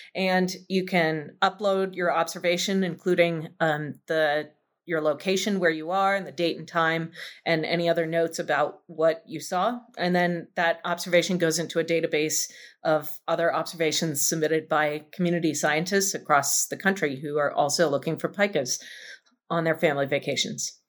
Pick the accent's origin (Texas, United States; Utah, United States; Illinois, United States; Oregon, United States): Utah, United States; Salt Lake City; moved away; I grew up in Salt Lake City, living in the mountains, in the Wasatch Mountains